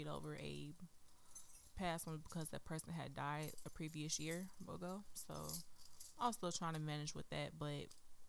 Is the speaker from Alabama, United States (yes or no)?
no; Gary, Indiana, United States; I'm from Gary